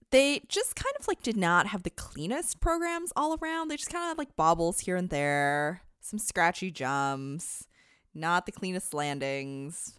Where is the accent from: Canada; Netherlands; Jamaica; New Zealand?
Canada; As a Canadian